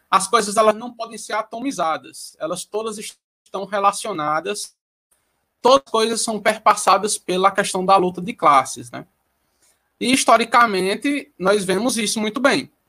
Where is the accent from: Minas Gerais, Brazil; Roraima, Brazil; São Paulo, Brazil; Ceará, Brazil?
Ceará, Brazil; porque eu moro em Juazeiro do Norte, eu sou cearense, moro em Juazeiro do Norte.